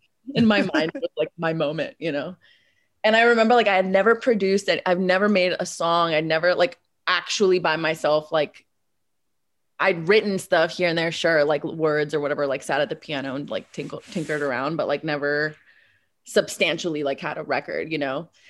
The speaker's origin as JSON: {"language": "English", "area": "Bay Area", "region": "California", "country": "United States", "tie": "born or raised there", "also_born_or_lived": "Moscow, Russia", "said": "my parents relocated to the Bay Area. And so I spent, like, all my formative years basically in the Bay."}